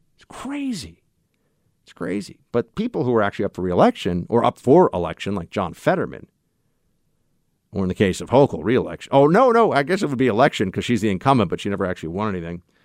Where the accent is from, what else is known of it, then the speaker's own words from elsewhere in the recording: New York City, New York, United States; as a New Yorker